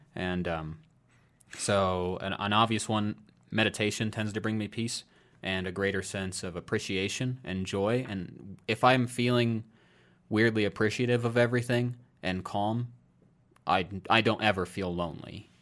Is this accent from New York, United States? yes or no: no; Iowa, United States; moved away; I moved out of my home state of Iowa